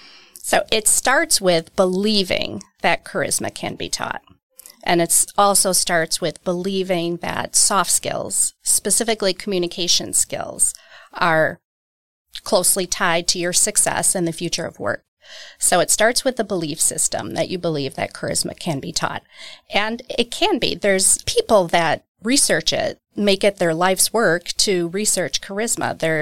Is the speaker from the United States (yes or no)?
yes; Milwaukee, Wisconsin, United States; Milwaukee, Wisconsin.